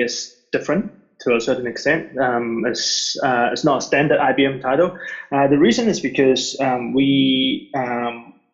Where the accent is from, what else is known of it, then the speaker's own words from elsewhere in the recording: Hong Kong; moved away; also born or lived in New Zealand; I was born in Hong Kong and I lived half my life here, and then I immigrated to New Zealand and I spent pretty much another half of my life over there.